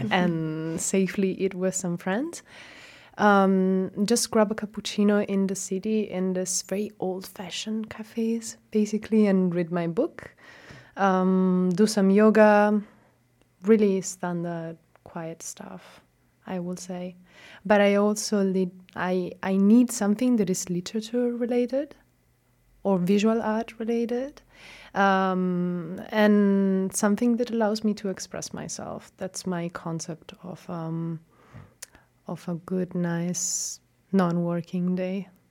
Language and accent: English; Catania, Sicily, Italy; first language Italian; English is a second language; moved away as an adult; now in Osnabrück, Germany; I studied in my hometown, so I am Sicilian and I'm coming from Catania